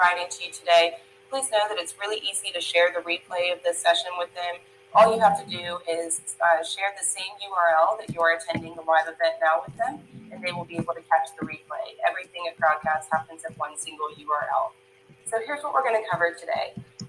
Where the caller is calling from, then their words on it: Savannah, Georgia, United States; Today, I am tuning in from Savannah, Georgia.